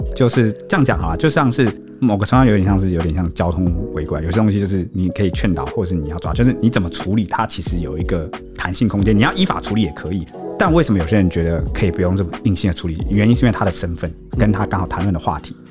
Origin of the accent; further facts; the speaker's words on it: Taiwan; 我现在用台湾人的角度跟你讲